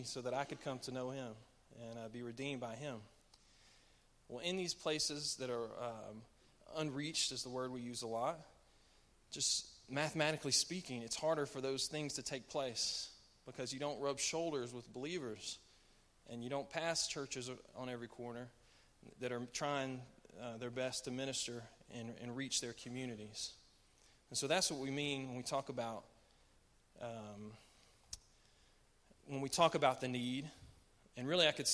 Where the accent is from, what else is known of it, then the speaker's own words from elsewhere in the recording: Memphis, Tennessee, United States; moved away as an adult; now in France; I grew up in Memphis, Tennessee